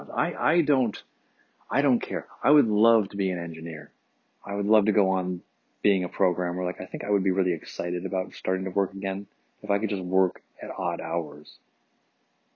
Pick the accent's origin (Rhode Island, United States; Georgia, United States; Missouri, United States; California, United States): California, United States; also born or lived in Detroit, Michigan; being a Californian